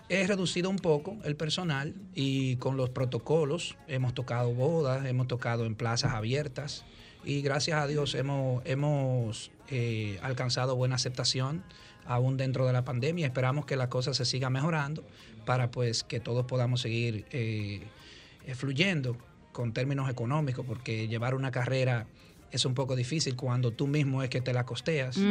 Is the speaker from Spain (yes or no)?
no; Dominican Republic; somos como dominicanos